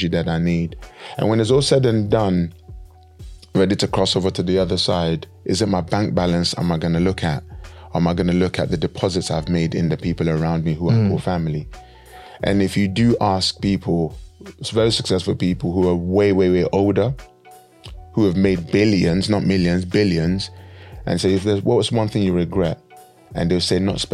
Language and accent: English; Nigeria; moved away; we come from Nigeria, and there was time, many of us in Nigeria growing up, we didn't have lots of money at all